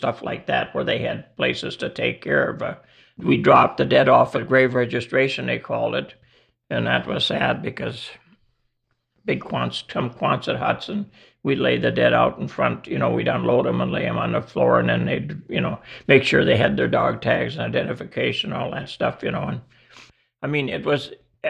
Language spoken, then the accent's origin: English; Crary, North Dakota, United States; also born or lived in Devils Lake, North Dakota; now in Lakota, United States; I was born in Devil's Lake. My dad farmed by Crary and I grew up there